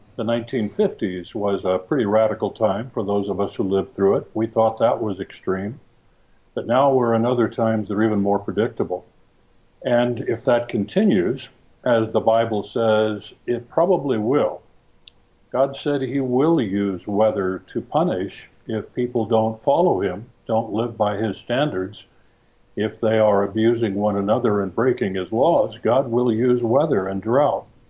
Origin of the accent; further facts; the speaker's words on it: California, United States; moved away; I grew up in California